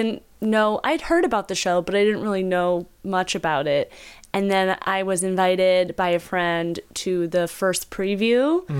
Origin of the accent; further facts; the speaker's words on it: Philadelphia, Pennsylvania, United States; I'm from Philadelphia. I'm not Southern in any possible way.